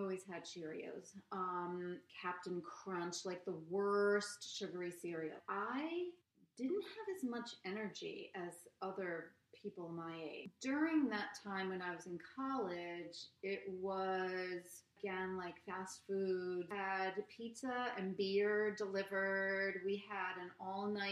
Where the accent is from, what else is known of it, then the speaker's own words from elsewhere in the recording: Norwalk, Connecticut, United States; I grew up in Norwalk